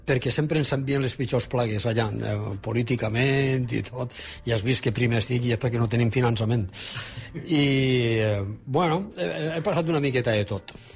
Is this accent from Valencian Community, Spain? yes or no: yes; Alfafar, Valencian Community, Spain; al meu poble, que és la carretera Fafar Saler